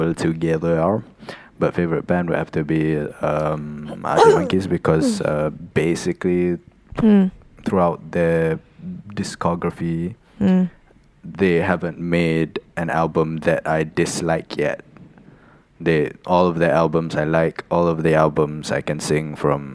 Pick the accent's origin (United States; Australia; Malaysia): Malaysia; I'm a Malaysian and that's what Malaysians